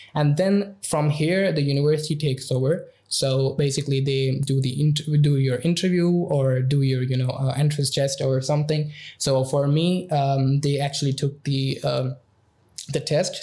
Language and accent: English; Pakistan; moved away as an adult; now in Budapest, Hungary; I'm from Pakistan